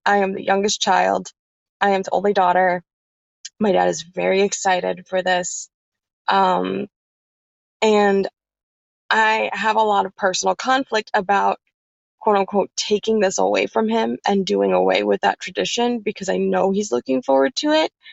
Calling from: New Jersey, United States; I'm calling you from the Garden State, good old New Jersey.

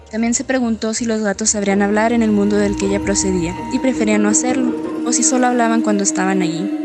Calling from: Guadalajara, Jalisco, Mexico; ¿Qué tal? … Yo escucho Sinfonías Literarias desde Guadalajara, Jalisco.

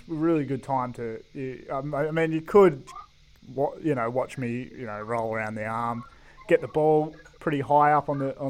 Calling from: Melbourne, Victoria, Australia; Calling from Melbourne.

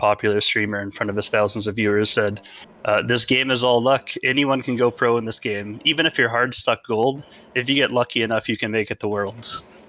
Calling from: Edmonton, Alberta, Canada; Edmonton, Alberta, Canada.

